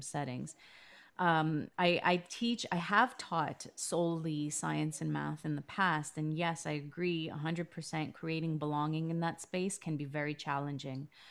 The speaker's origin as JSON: {"language": "English", "town": "Toronto", "region": "Ontario", "country": "Canada", "tie": "born or raised there", "said": "growing up in Canada, you think, well, this is my home. This is where I was born."}